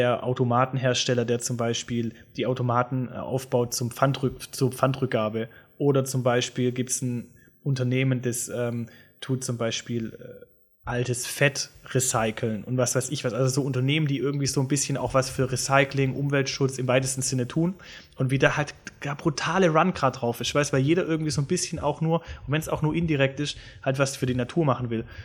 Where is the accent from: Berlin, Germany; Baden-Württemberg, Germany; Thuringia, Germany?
Baden-Württemberg, Germany; Swabia; accent: Swabian